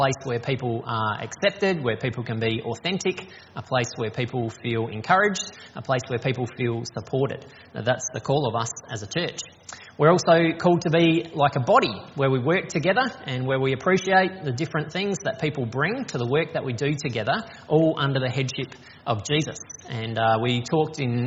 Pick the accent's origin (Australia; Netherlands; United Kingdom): Australia; Strathalbyn, South Australia; also born or lived in Hawker / Yorketown; now in Adelaide, Australia; So I grew up in the country, so I was born here in Adelaide, but when I was 6 months old we moved to Hawker in the Flinders Ranges, and then when I was 3 we moved to Yorktown on the York Peninsula, and then when I was 10 we moved to Strathalbyn up in the hills, and I was there until I finished high school